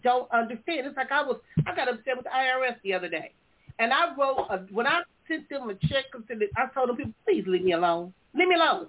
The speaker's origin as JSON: {"language": "English", "town": "Compton", "region": "California", "country": "United States", "tie": "born or raised there", "moved": "as an adult", "said": "while I was growing up in Compton"}